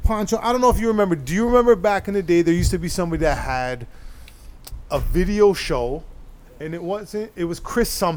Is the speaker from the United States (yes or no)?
no; Toronto, Ontario, Canada; I grew up in Rex